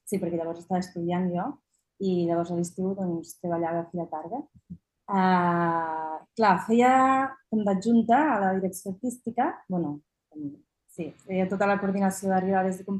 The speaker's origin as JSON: {"language": "Catalan", "town": "Anglesola", "region": "Catalonia", "country": "Spain", "said": "Jo soc d'Anglesola, que és al costat, i sempre hi havia anat"}